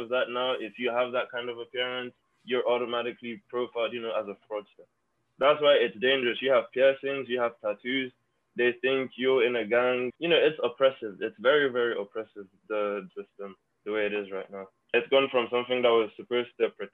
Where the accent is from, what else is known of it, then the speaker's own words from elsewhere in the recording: Lagos, Nigeria; now in Florida, United States; So I'm from Lagos, Nigeria. I was born there and I was raised there.